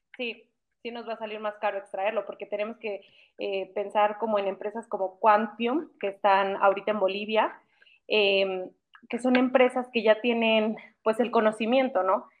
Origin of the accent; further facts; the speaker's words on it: Mexico; como mexicanos